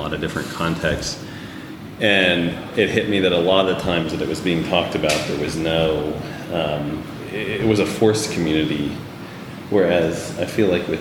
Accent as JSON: {"language": "English", "town": "Dallas", "region": "Texas", "country": "United States", "said": "I'm an artist. I'm from Dallas, Texas"}